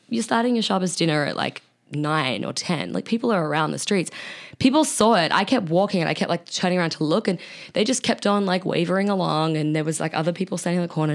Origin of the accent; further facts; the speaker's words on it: Australia; accent: Australian; my Australian accent